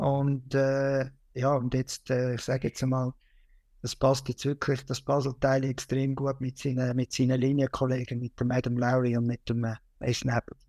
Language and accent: German; Switzerland; bei uns in der Schweiz